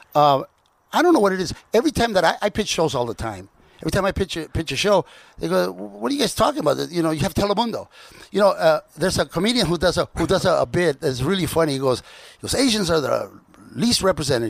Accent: Compton, California, United States; also born or lived in Sinaloa, Mexico; I grew up in Compton

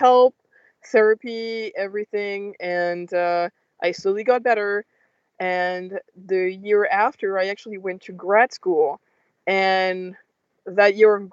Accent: France; I grew up in France

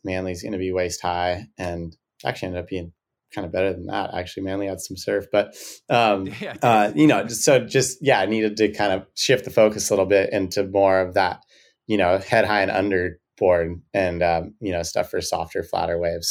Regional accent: Santa Barbara, California, United States; I grew up surfing here in Santa Barbara on point breaks

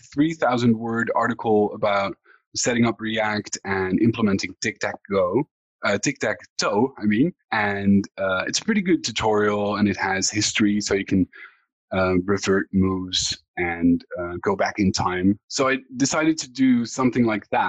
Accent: Netherlands; I'm from the Netherlands.

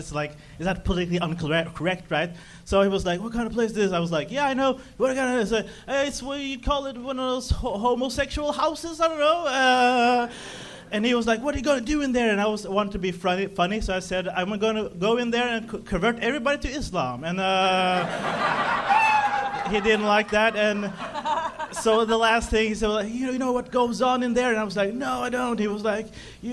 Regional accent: Norway; I'm here from Norway

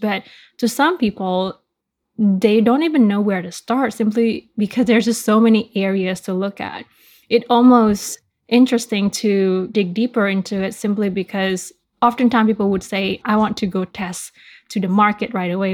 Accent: Bali, Indonesia; me growing up in Bali, Indonesia, surrounded by all things tourism

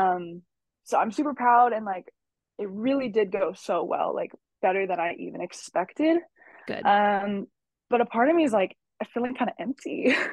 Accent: San Francisco, California, United States; also born or lived in San Jose; I am born and raised in San Francisco. I still live here.

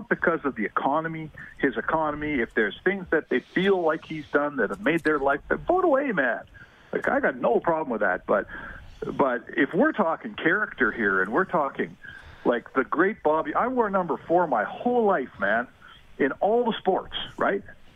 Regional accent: Canada; I'm a Canadian

